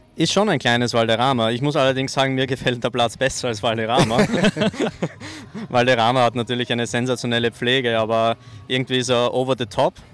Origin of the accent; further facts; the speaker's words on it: Austria; auch mich als Österreicher